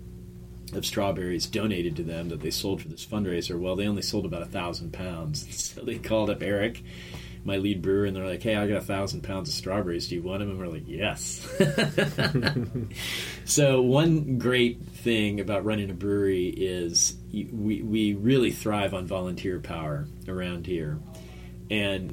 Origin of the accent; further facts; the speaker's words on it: Lakeland, Florida, United States; now in Gainesville, United States; coming from Lakeland, growing up in Lakeland, Lakeland was great